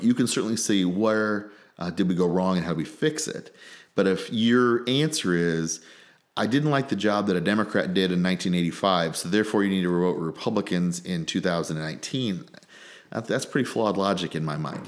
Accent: Gibson City, Illinois, United States; also born or lived in Washington, D.C.; I grew up in Gibson City

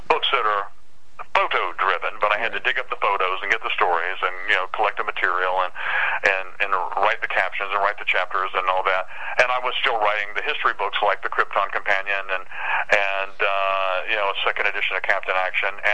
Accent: Concord, North Carolina, United States; moved away as an adult; also born or lived in Portland, Oregon; now in New Bern, United States; that's my hometown, Concord, North Carolina.

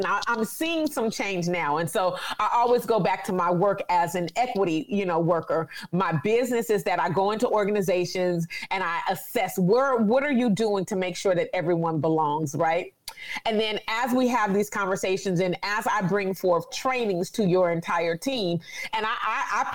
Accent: California, United States; I'm from California

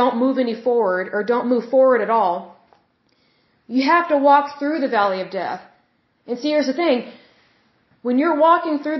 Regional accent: Oklahoma, United States; excuse my accent. Sometimes it comes out when I'm speaking, because I'm from Oklahoma.

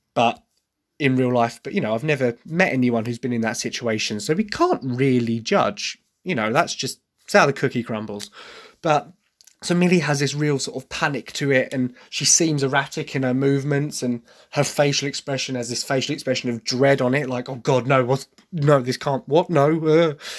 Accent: Essex, East of England, United Kingdom; accent: Essex; despite the fact I try very, very hard to hide my Essex accent, it is there because I am, I am from Essex

